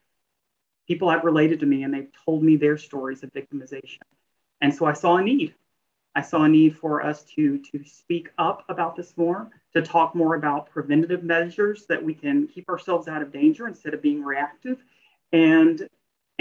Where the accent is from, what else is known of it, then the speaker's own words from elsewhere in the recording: Little Rock, Arkansas, United States; We are from the Little Rock, Arkansas area